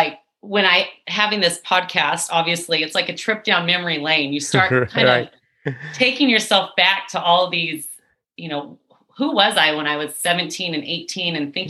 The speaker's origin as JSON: {"language": "English", "town": "Fresno", "region": "California", "country": "United States", "tie": "born or raised there", "also_born_or_lived": "San Luis Obispo, California", "moved": "as an adult", "said": "I am from Fresno, California, right there in the Central Valley."}